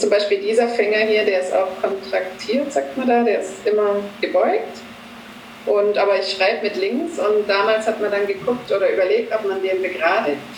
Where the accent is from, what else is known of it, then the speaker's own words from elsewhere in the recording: Böblingen, Baden-Württemberg, Germany; ich komme aus Böblingen, genau, das liegt in Baden-Württemberg, ganz in der Nähe von Stuttgart. Da bin ich auch ja, geboren, also ich bin nie weit weggezogen, immer so im Böbling rum.